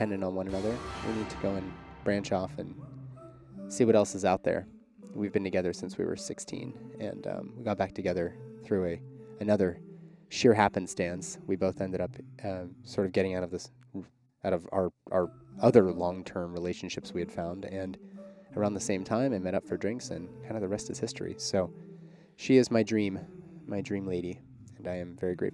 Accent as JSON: {"language": "English", "town": "Pittsburgh", "region": "Pennsylvania", "country": "United States", "tie": "born or raised there", "moved": "yes", "said": "I am recording from Pittsburgh, Pennsylvania, my hometown"}